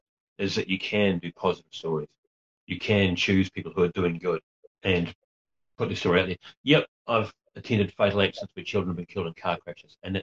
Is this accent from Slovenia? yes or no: no; Gisborne, New Zealand; I grew up running around the Gisborne Herald when I was a kid